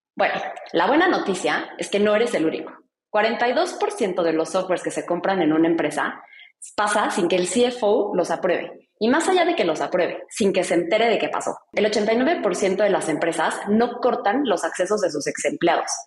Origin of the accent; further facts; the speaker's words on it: Mexico; yo soy mexicana